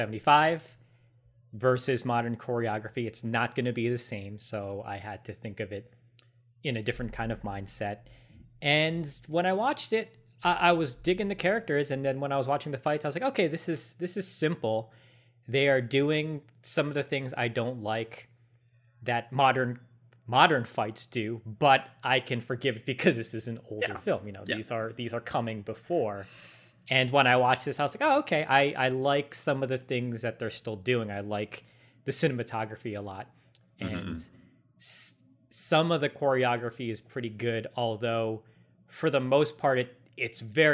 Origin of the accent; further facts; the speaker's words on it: United States; We're Americans.